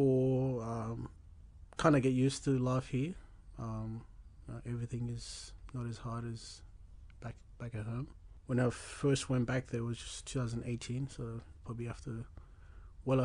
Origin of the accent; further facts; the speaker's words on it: Australia; also born or lived in Zimbabwe; Came to Australia about 2007, around July